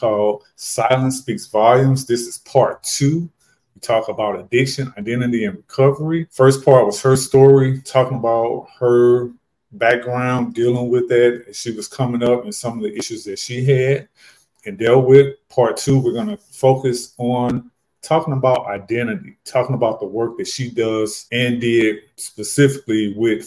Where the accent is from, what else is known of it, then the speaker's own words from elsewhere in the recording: St. Louis, Missouri, United States; I retired as a COVID fire medic from my hometown of St. Louis, Missouri during the pandemic